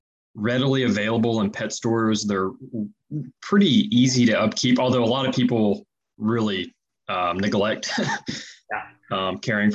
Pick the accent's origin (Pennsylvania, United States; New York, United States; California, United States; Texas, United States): Texas, United States; East; I grew up in East Texas